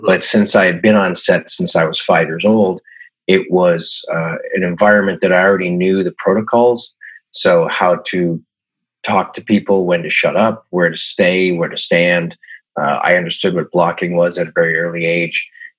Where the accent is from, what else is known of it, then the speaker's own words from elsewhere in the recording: Toronto, Ontario, Canada; also born or lived in Yukon / Stratford, Ontario / Long Island, United States; I grew up in Toronto, Canada. We traveled a lot. My mother's an actress. So I went to 8 different schools before junior high. And so it was Toronto. It was the Yukon. It was Stratford, Ontario. It was Long Island, New York.